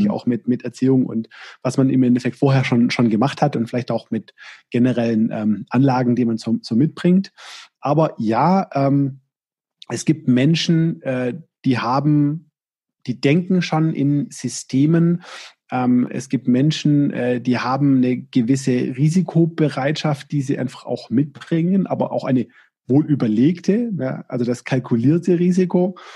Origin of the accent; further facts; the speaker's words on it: Baden-Württemberg, Germany; Also ich komme aus dem Schwabenland, ne, und da ist da der erfolgreiche Unternehmer oder war in der Vergangenheit und ist in Teilen immer noch so, der, der viele Mitarbeiter hat und viel Umsatz.